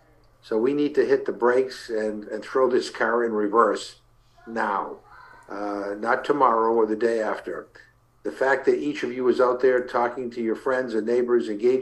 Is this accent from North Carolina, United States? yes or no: no; Massachusetts, United States; there's the ongoing campaign happening in my home state of Massachusetts.